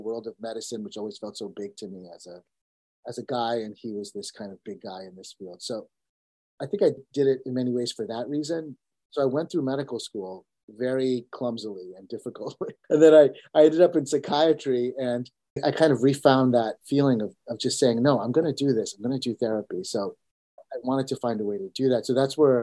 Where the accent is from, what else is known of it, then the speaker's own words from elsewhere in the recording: United States; also born or lived in India; I was born in India, and I came to America when I was only 2 years old